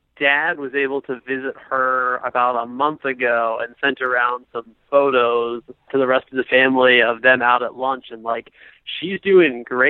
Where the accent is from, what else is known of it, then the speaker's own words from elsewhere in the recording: Ohio, United States; I'm actually from Ohio